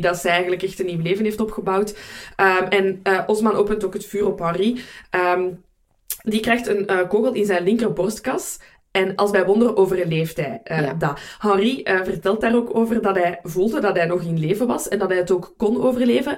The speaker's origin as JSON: {"language": "Dutch", "country": "Belgium", "said": "voor mij als Belg"}